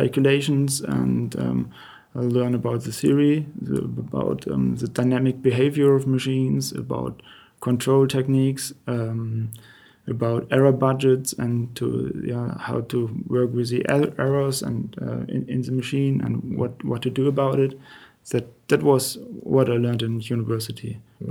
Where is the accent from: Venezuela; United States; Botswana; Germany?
Germany; Bremen; moved away as an adult; now in Eschenlohe, Germany; I was born in Bremen, and my grandpa worked